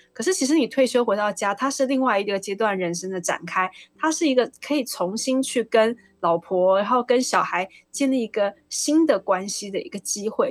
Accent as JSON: {"language": "Chinese", "country": "Taiwan", "said": "我们台湾人"}